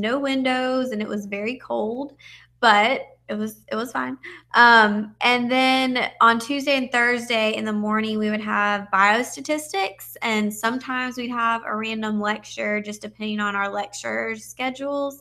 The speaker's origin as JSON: {"language": "English", "region": "Georgia", "country": "United States", "said": "I am from Georgia, and I graduated high school in 2008"}